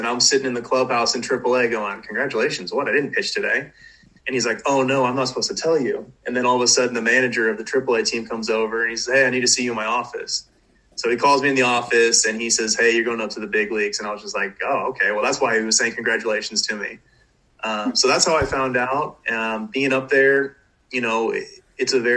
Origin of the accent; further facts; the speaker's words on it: Southern California, United States; growing up in Southern California